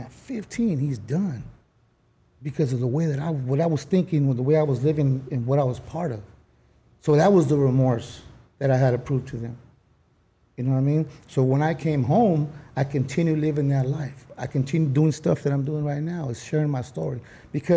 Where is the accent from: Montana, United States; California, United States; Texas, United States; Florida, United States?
California, United States; Los Angeles; also born or lived in South Central, Los Angeles; I used to be from Hickory.